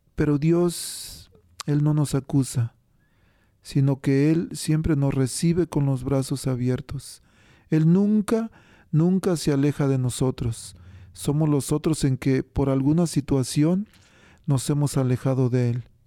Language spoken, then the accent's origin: Spanish; Mexico; yo soy de México